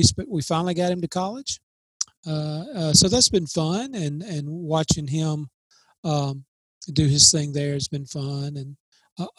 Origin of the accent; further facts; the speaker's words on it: New Hope, Mississippi, United States; I was raised in Columbus, Mississippi, outside of Columbus, called New Hope, Mississippi, a little small community